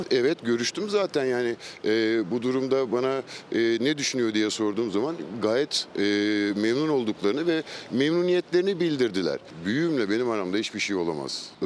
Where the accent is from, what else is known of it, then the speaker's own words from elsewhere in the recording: Ankara, Turkey; Çünkü biz Angara için uğraşıyoruz. İkimiz de Angaralıyız, iki Angaralı.